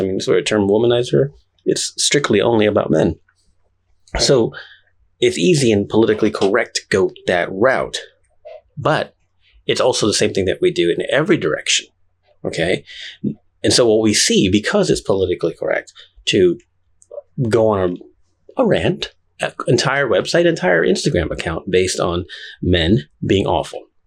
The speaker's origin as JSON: {"language": "English", "town": "Houston", "region": "Texas", "country": "United States", "tie": "born or raised there", "also_born_or_lived": "Puerto Rico", "said": "I'm from Houston, Texas. Not really. I was born in Puerto Rico, but I grew up here. So I'm from Houston, Texas"}